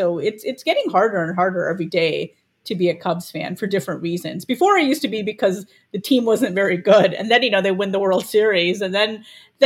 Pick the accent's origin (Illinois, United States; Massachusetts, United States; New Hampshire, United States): Illinois, United States; Chicago; I was born in Chicago